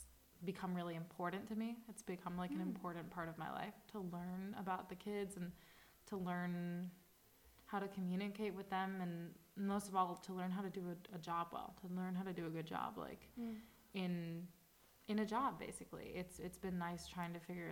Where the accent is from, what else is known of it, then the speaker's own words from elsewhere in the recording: Chicago, Illinois, United States; moved away as an adult; now in Madrid, Spain; And I'm from Chicago in the United States.